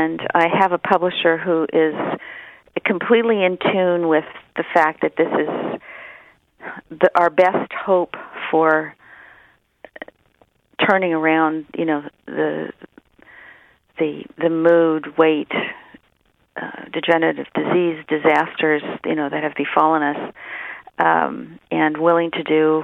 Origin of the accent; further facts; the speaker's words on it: San Francisco, California, United States; also born or lived in Los Angeles, California; Come up to San Francisco